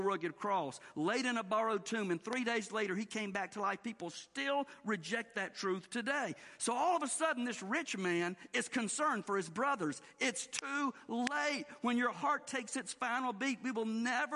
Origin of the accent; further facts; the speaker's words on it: the South, United States; the way we were raised to do in the South